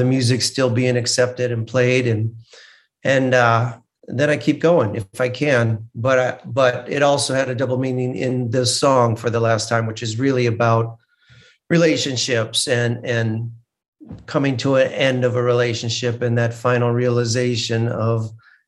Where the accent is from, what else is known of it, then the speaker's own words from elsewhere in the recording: Midwest, United States; moved away; I'm a Midwesterner at heart